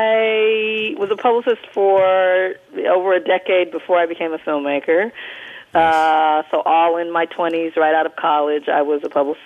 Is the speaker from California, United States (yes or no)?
yes; Southern California, United States; I'm from Southern California